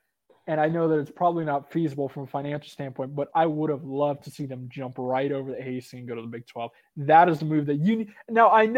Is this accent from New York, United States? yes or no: no; San Antonio, Texas, United States; As someone whose area code, my phone number, it starts with 210. So, I'm from San Antonio.